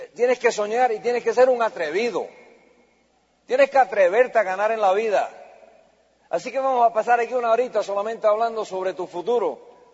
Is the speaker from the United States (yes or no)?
yes; United States; Yo soy la primera generación americana